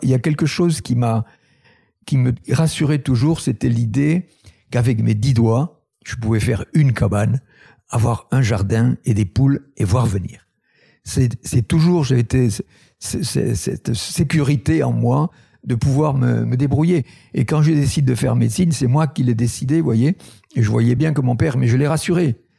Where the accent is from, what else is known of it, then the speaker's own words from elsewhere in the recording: Tarn, Occitania, France; Je suis originaire du Tarn, c'est un un pays colineux agricole.